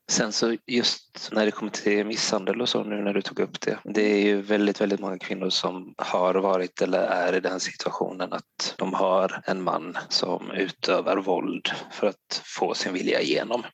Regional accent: Gothenburg, Västra Götaland, Sweden; now in Blekinge, Sweden; eftersom jag är från Göteborg

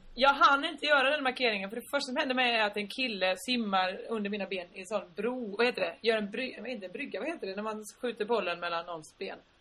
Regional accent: Sweden; jättegenerade svenskar

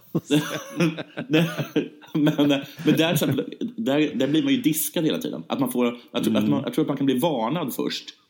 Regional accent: Sweden; vi svenskar

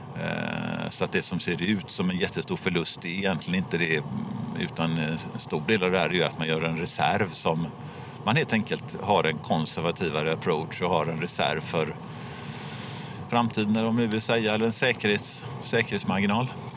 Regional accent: Gothenburg, Västra Götaland, Sweden; jag är från Göteborg, som ni hör

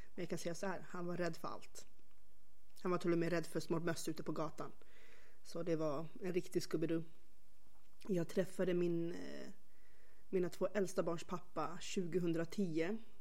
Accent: Stockholm, Stockholm County, Sweden; jag är uppväxt faktiskt på Röda linjen i Stockholm, i själva Skärholmen

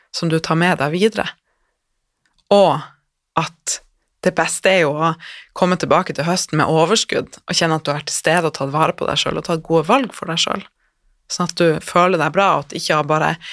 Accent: Northern Norway, Norway; Jeg er fra Nord-Norge

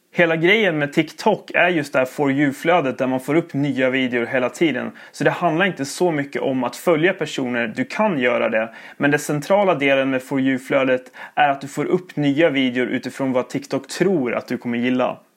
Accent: Sala, Västmanland, Sweden; now in Växjö, Sweden; Jag kommer från eh, Sala, Västmanland bodde jag innan.

